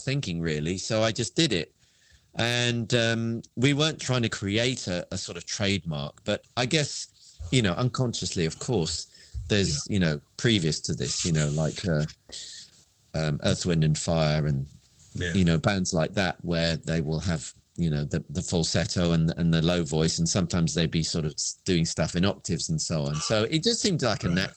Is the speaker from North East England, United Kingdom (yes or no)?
no; London, United Kingdom; I grew up in Wimbledon, which is quite a green, you know, there's Wimbledon Common and Richmond Park. It's a very green